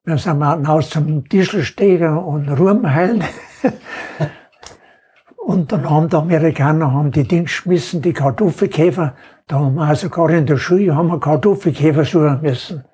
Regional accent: Inning am Holz, Bavaria, Germany; geboren bin am 20.02.29 in Heldering, Gemeinde Inning am Holz

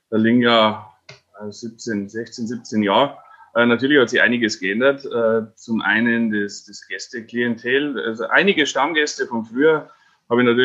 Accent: Fraunberg, Bavaria, Germany; weil ich ja gebürtiger Frauenberger bin und in Wartenberg zur Schule gegangen bin

